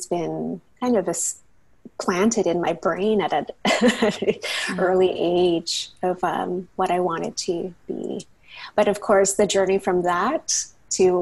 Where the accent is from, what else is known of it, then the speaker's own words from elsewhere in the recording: Burnaby, British Columbia, Canada; also born or lived in United States; I grew up in Burnaby in the Lower Mainland.